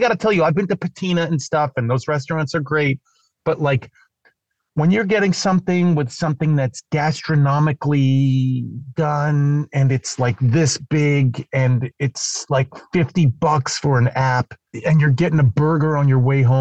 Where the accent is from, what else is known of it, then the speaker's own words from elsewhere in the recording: East Coast, United States; And not only eating pizza, I'm from the East Coast, but also spelling it.